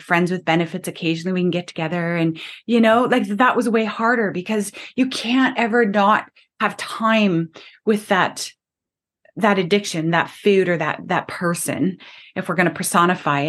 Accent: Canada; I'm Canadian

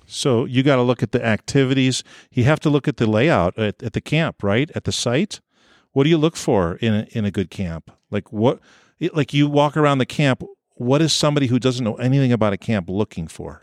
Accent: New York, United States; moved away as an adult; also born or lived in Orange City, Iowa; I grew up in New York State

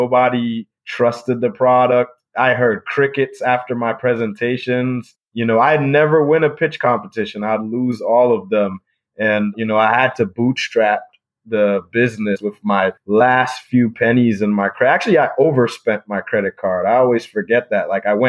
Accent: Ithaca, New York, United States; So I had a friend named Pima Mbwana, who I grew up with in Ithaca.

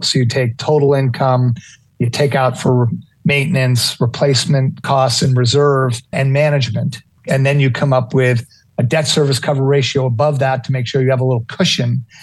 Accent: New York City, New York, United States; moved away; I'm a New York City kid. I was born in Manhattan

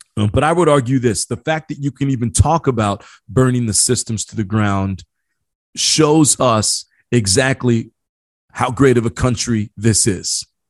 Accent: Midwest, United States; I grew up in the Midwest

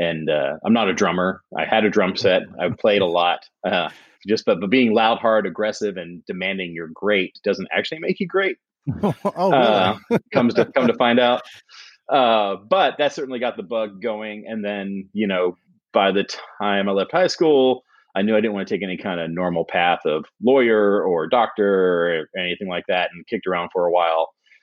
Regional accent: York, Pennsylvania, United States; born there; I was born on the East Coast in York, Pennsylvania, so in the Northeast.

